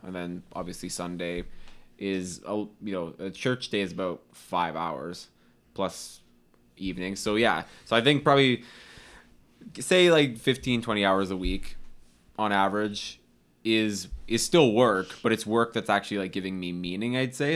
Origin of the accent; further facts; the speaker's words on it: Canada; we're Canadian